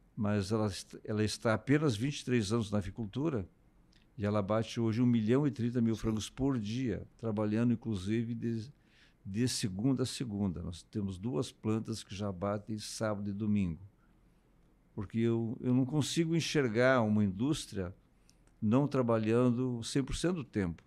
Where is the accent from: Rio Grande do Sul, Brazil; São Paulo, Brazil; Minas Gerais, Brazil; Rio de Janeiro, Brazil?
Rio Grande do Sul, Brazil; Canguçu; moved away as an adult; also born or lived in Paraná; sou natural da região da Campanha, de Canguçu, interior